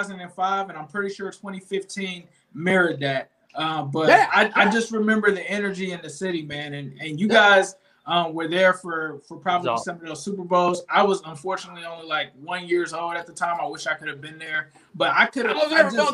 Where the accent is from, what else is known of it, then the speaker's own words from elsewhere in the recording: Cincinnati, Ohio, United States; now in Florida, United States; I live in Florida now, but I'm from, born and raised in Cincinnati.